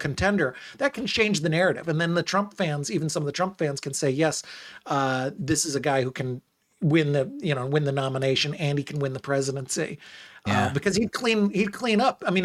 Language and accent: English; United States; as an American